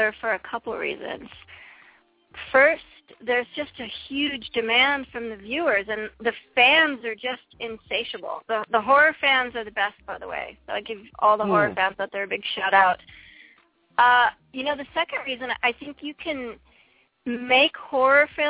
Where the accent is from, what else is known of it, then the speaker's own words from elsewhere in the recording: East Coast, United States; now in California, United States; I'm originally from the East Coast, I'm not used to the cold weather anymore, being out here in California.